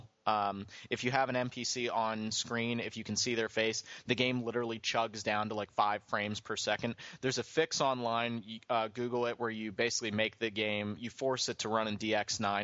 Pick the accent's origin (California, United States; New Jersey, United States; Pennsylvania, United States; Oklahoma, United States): Pennsylvania, United States; Philadelphia area; I grew up in the Philly area